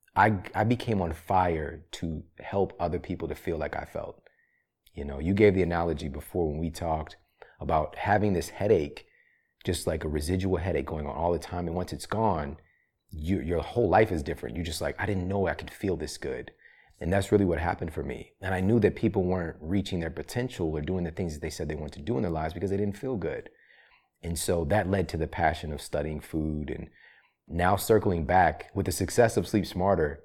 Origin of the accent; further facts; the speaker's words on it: Ferguson, Missouri, United States; also born or lived in St. Louis, Missouri; I'm from Saint Louis, Missouri, you know? I'm from Ferguson, Missouri